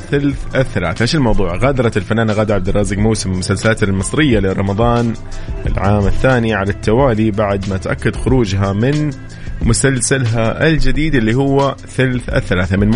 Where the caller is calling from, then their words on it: Tabuk, Tabuk Province, Saudi Arabia; من تبوك